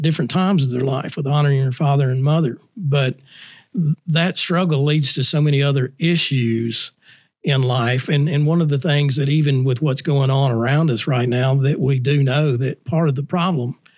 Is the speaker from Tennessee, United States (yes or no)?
yes; Nashville, Tennessee, United States; moved away as an adult; also born or lived in Louisville, Kentucky / Huntsville, Alabama / Enterprise, Alabama / Montgomery, Alabama; now in Prattville, United States; born and raised in Nashville, Tennessee